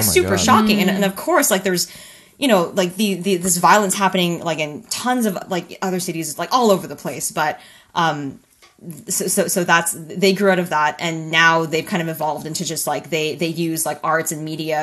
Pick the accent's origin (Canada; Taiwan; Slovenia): Canada; being a Canadian and then being a cartoonist for an American publication